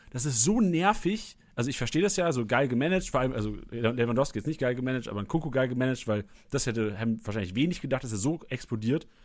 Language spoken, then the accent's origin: German; Bielefeld, North Rhine-Westphalia, Germany; aber als Bielefelder, so, ja, als okay. Bielefelder.